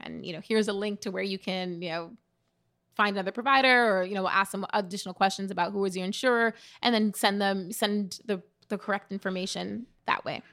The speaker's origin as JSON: {"language": "English", "town": "New York City", "region": "New York", "country": "United States", "tie": "born or raised there", "said": "growing up in the Bronx"}